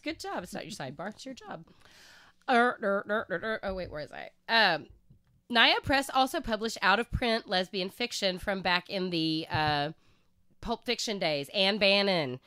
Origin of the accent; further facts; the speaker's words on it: Oklahoma, United States; I'm from Oklahoma and I gr-, that's where I grew up.